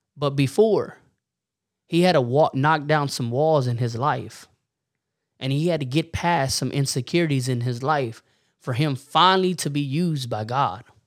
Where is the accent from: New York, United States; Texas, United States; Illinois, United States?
Texas, United States; Warden; we're from Warden, Texas, so we're not up there in the panhandle